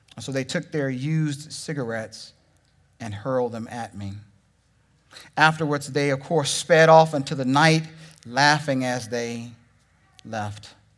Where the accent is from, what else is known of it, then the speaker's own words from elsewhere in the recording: Texas, United States; moved away; also born or lived in Oklahoma; I'm from Texas.